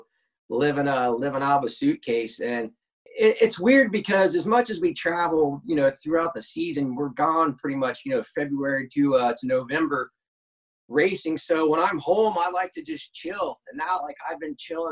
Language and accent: English; Cincinnati, Ohio, United States; I was pretty lucky to grow up close to a drag strip, Edgewater, right outside of Cincinnati, Ohio.